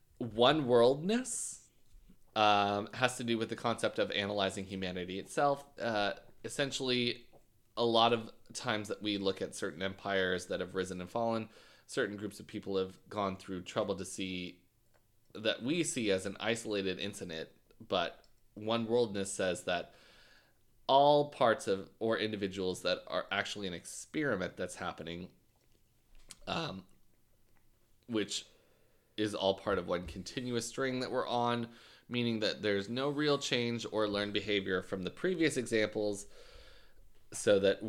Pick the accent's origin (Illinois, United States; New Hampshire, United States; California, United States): Illinois, United States; Gorham; Because I guessed them. I'm from Gorman.